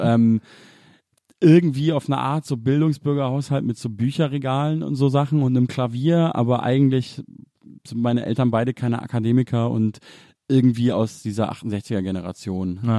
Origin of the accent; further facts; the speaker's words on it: Munich, Bavaria, Germany; die Ecke, wo ich aufgewachsen bin